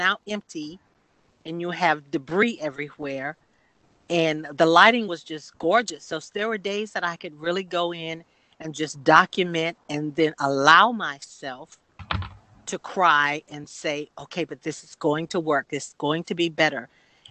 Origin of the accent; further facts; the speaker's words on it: Sanford, Florida, United States; I'm from a large family, and we are from Sanford, Florida, as well